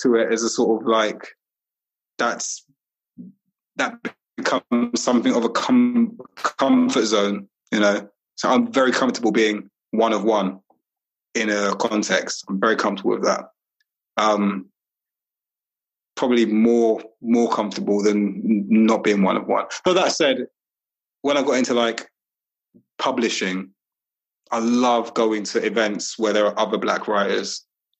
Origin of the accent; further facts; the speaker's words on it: London, United Kingdom; moved away as an adult; also born or lived in Highbury / Walthamstow; I grew up in Brixton